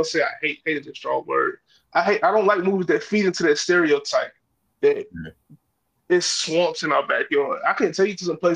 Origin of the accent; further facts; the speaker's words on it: the South, United States; Only reason being is because I'm a Southerner and I'm sensitive.